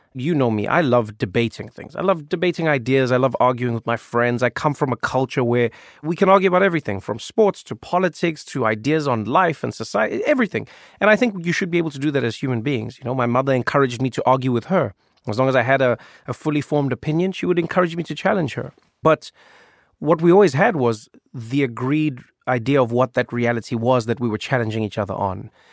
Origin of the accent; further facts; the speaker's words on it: South Africa; I grew up in South Africa